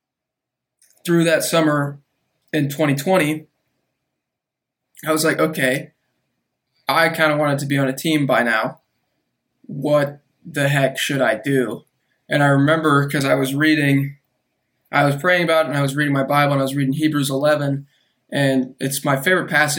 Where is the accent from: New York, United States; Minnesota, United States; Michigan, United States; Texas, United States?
Texas, United States; Austin; also born or lived in Chicago, Illinois; I'm originally from Chicago, but lived in Austin for pretty much most of my life